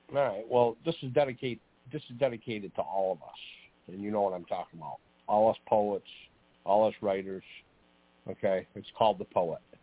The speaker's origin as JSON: {"language": "English", "town": "Geneva", "region": "New York", "country": "United States", "tie": "born or raised there", "said": "I grew up in Geneva, New York"}